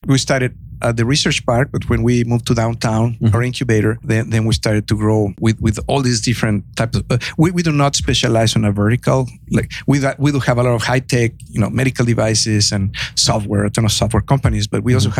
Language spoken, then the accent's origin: English; Mexico; now in United States; I have a heavy accent. I'm originally from Mexico.